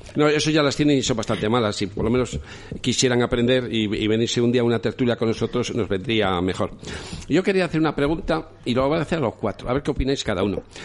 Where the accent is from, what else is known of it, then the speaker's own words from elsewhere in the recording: León, Castile and León, Spain; soy pescador porque soy de León